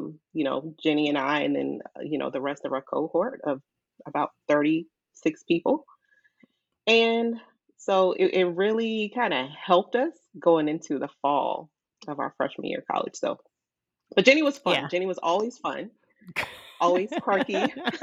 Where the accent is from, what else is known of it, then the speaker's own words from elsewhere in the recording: Silver Spring, Maryland, United States; also born or lived in Virginia / Washington, D.C.; I grew up in Montgomery County, Maryland, Silver Spring in particular.